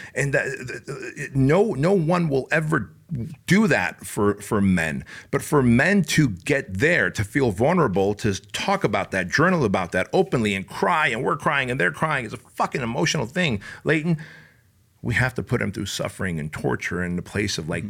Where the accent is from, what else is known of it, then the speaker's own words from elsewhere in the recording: Santa Ana, California, United States; also born or lived in Soviet Union; I grew up in Santa Ana, Garden Grove, Westminster areas